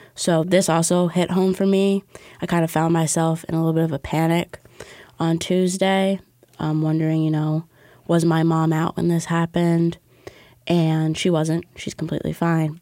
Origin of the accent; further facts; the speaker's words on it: New York City, New York, United States; I've grown up in Battery Park City.